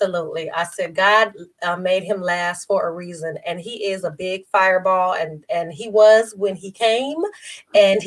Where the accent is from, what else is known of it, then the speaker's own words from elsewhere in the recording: Las Vegas, Nevada, United States; born and raised in Las Vegas, Nevada